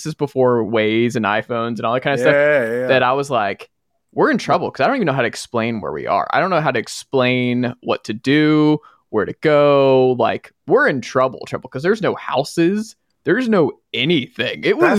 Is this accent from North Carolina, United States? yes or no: no; Stone Mountain, Georgia, United States; also born or lived in Atlanta; I grew up in Stone Mountain.